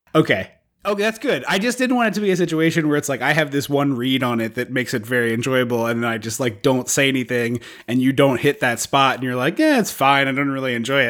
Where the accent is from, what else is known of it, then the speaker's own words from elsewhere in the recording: United States; as an American who is, who has been on this, on this country for quite some time